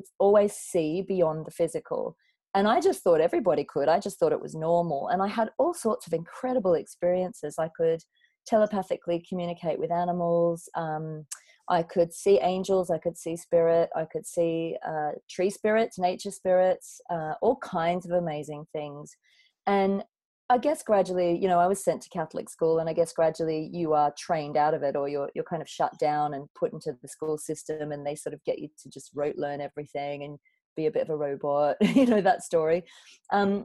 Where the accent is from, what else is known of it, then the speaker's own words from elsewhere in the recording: Coffs Harbour, New South Wales, Australia; moved away as an adult; also born or lived in London; I grew up in a beautiful town called Coffs Harbour on the east coast of Australia.